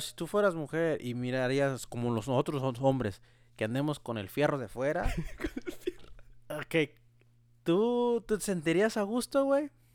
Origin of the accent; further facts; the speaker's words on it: Mexico; moved away; estaba yo en mi pueblo, allá en México